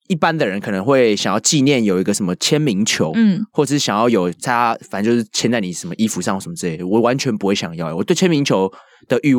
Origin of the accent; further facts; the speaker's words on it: Taiwan; 说我是啊从台湾来的物理治疗师